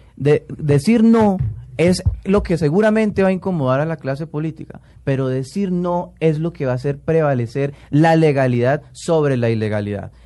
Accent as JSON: {"language": "Spanish", "country": "Colombia", "said": "yo le puedo responder como colombiano"}